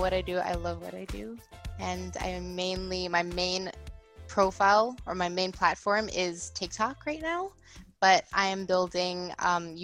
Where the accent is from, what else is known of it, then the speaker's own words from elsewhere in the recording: Maryland, United States; now in Los Angeles, United States; I grew up in Maryland and it's cold there